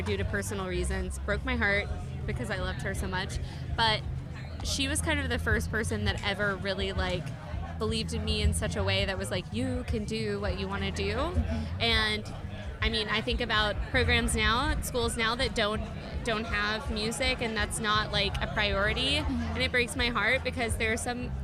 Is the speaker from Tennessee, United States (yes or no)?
yes; Knoxville, Tennessee, United States; moved away; also born or lived in Nashville, Tennessee / Brooklyn; I'm from Tennessee. So I was born in Nashville and then moved to Knoxville.